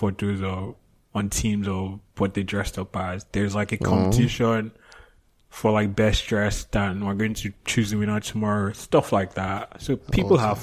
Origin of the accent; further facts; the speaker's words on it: Nigeria; now in Canada; I'm black African and Nigerian